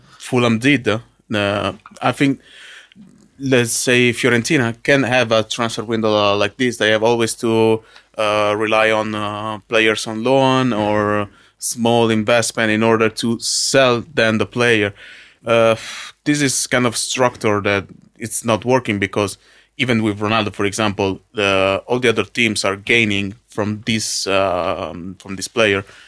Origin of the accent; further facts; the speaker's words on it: Arconate, Lombardy, Italy; English is a second language; my hometown, Arconate